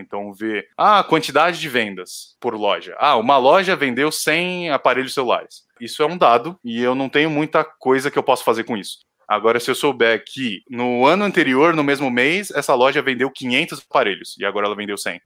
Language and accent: Portuguese; São Paulo, Brazil; also born or lived in South of Minas Gerais; Eu sou nativo de São Paulo, então nascido aqui no Brasil mesmo